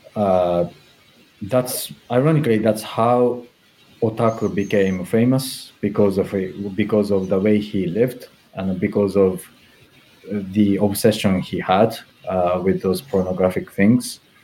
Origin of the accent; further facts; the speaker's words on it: Japan; English is a second language; moved away as an adult; also born or lived in Tokyo; now in London, United Kingdom; I come from Japan